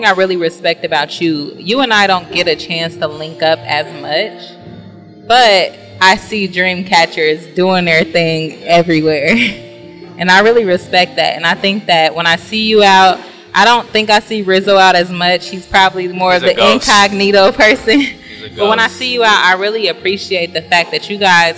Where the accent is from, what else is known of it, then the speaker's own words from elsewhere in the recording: Dayton, Ohio, United States; now in Columbus, United States; I'm from Dayton